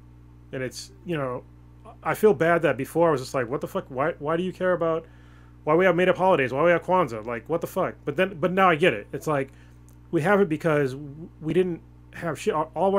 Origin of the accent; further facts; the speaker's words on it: United States; I love being an American.